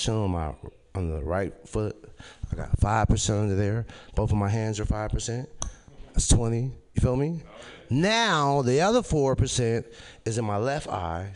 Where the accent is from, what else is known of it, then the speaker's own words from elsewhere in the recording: Chicago, Illinois, United States; moved away as an adult; now in California, United States; I'm from Chicago